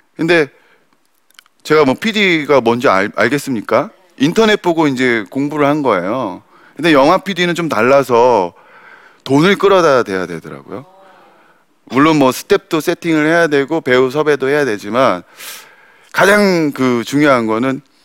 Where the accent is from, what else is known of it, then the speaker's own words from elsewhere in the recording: South Korea; 왜 한국 땅에서 태어났을까